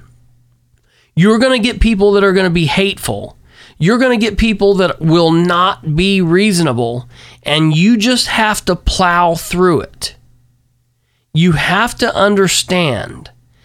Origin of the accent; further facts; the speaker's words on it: Muncie, Indiana, United States; now in Winchester, United States; I grew up in Muncie, and that's where I cut my teeth in politics.